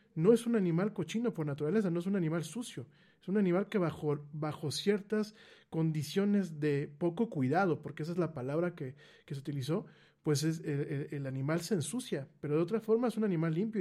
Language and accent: Spanish; Mexico